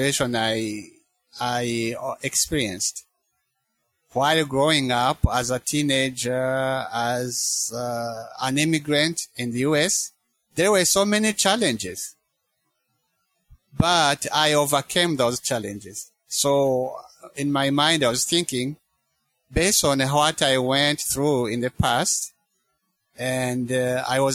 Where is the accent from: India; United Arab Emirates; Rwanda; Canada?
Rwanda; moved away as an adult; now in United States; I grew up in Rwanda.